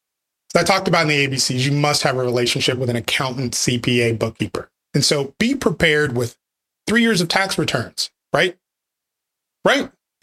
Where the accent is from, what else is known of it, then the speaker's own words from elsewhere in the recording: Wichita, Kansas, United States; also born or lived in Nebraska; now in Texas, United States; Bred by birth, yes. I grew up in Wichita, Kansas. Got to Texas as fast as I could.